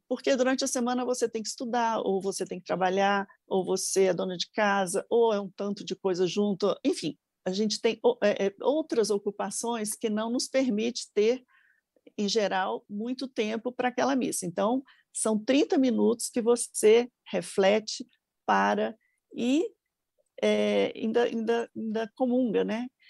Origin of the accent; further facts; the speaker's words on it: Brasília, Federal District, Brazil; also born or lived in Minas Gerais; now in São Paulo, Brazil; eu nasci em Brasília, minha família é mineira, mas eu nasci em Brasília